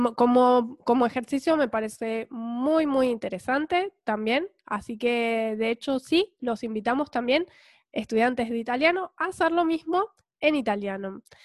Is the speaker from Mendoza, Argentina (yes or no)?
no; Punta Alta, Buenos Aires Province, Argentina; moved away; also born or lived in Bahía Blanca; venimos a vivir a Bahía Blanca pero mm, ya no nos consideramos bayenses, eh, siempre seguimos siendo puntaldenses en el corazón